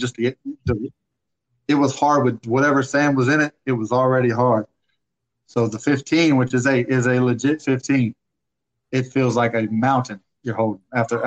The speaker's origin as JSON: {"language": "English", "town": "Pensacola", "region": "Florida", "country": "United States", "said": "I'm from Pensacola"}